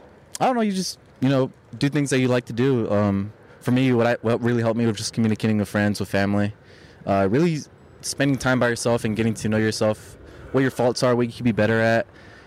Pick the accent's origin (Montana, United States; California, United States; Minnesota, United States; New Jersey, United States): California, United States; Long Beach; I'm actually not from here. I'm from Long Beach. It's like 30 minutes away from here.